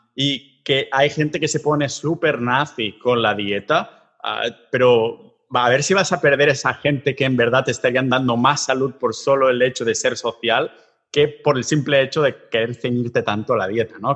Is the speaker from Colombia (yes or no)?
no; Catalonia, Spain; como somos catalanes